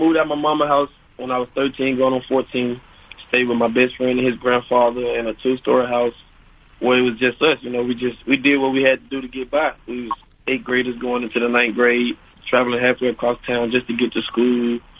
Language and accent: English; Monroe, Louisiana, United States; I'm from Monroe, Louisiana, actually.